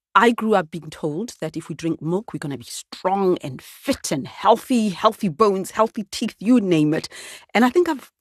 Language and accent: English; Soweto, Gauteng, South Africa; Where I grew up in Soweto